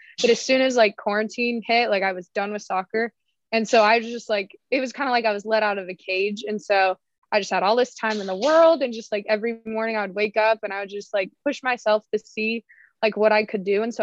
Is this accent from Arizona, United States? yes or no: yes; Prescott, Arizona, United States; moved away as an adult; I grew up in Northern Arizona, not Flagstaff, but like Prescott.